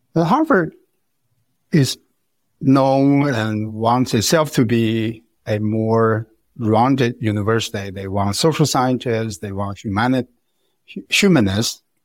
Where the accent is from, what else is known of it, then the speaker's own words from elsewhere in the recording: China; English is a second language; moved away as an adult; also born or lived in Beijing; now in United States; I grew up in China